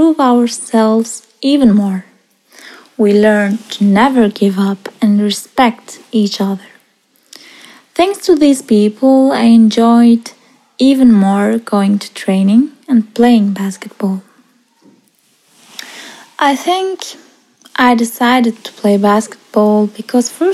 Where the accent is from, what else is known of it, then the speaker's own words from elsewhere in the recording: Switzerland; also born or lived in Iraq; I live in Switzerland. Actually, I was born in Iraq and I came to Switzerland when I was 9 years old.